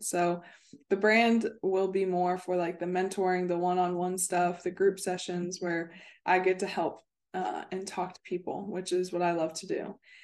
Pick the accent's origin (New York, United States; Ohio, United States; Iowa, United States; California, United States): Ohio, United States; Cincinnati; moved away as an adult; also born or lived in West Virginia / Florida; I'm originally from Cincinnati, Ohio